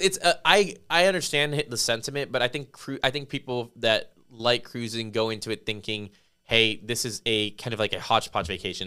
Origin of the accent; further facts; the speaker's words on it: Las Vegas, Nevada, United States; now in New Braunfels, United States; I grew up in Las Vegas